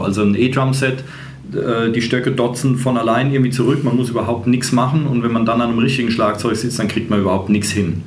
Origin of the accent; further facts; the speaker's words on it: Germany; als Deutscher